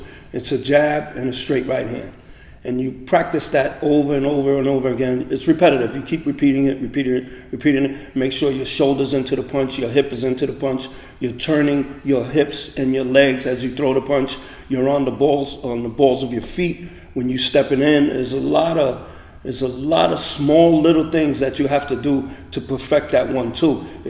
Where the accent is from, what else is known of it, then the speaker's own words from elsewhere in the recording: New York City, New York, United States; now in Montclair, United States; I came from Chelsea in Manhattan, but I've lived in Montclair for about 30 years now.